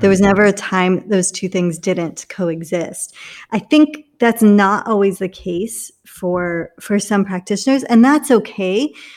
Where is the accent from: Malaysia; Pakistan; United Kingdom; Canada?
United Kingdom; England; also born or lived in India; now in Orlando, United States; I'm from England.